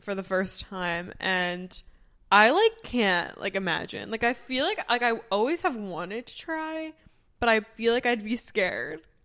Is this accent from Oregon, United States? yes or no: no; New Jersey, United States; moved away as an adult; also born or lived in Delaware; now in Baltimore, United States; We say the city 'cause we're from New Jersey